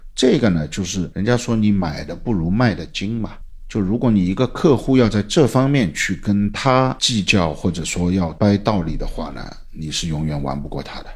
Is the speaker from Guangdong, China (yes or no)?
no; Shanghai, China; 我们上海人